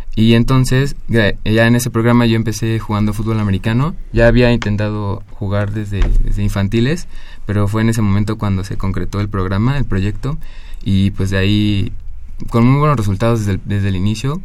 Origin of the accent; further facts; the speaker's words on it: Cozumel, Quintana Roo, Mexico; moved away as an adult; now in Mexico City, Mexico; yo nací en Cozumel. mis padres son originarios de la Ciudad de México, pero ellos se fueron a vivir a Cozumel por una oportunidad de trabajo y ya yo nací ahí, ahí crecí, ya me vine aquí a los 20 años